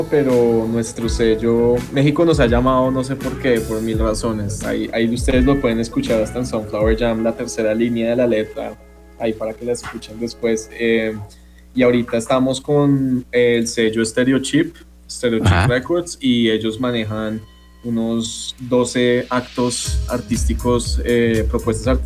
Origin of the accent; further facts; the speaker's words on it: Colombia; ya no estamos como sujetos a que si somos de Colombia vamos a sonar tropical necesariamente.